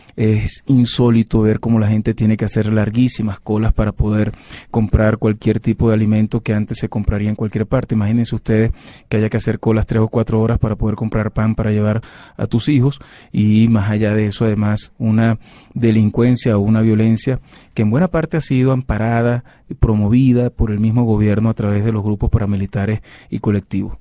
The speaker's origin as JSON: {"language": "Spanish", "country": "Venezuela", "said": "como venezolano"}